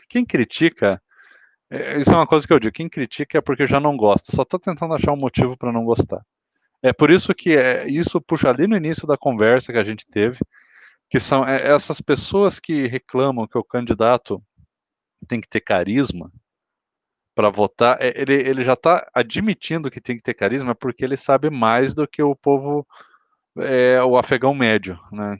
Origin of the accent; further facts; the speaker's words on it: Paraná, Brazil; Eu sou aqui do Paraná